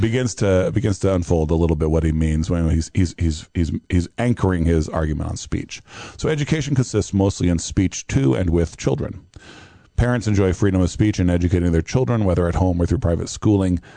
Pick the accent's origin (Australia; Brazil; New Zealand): Brazil; now in United States; my Brazilianness